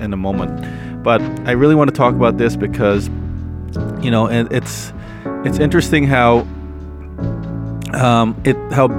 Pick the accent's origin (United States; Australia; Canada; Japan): Canada; I was born in Canada, so I I don't understand Tagalog that much